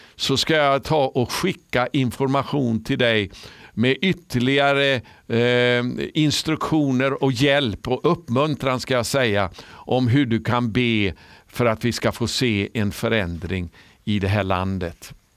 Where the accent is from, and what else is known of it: Sweden